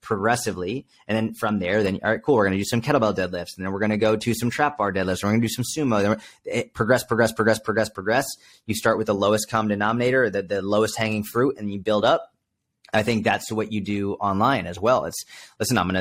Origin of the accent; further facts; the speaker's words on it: outside Boston, Massachusetts, United States; I was brought up outside Boston, Massachusetts, East Coast